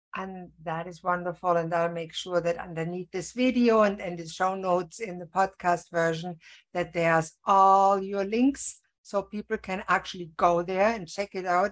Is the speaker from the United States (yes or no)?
no; Germany; now in Canada; I was born in Germany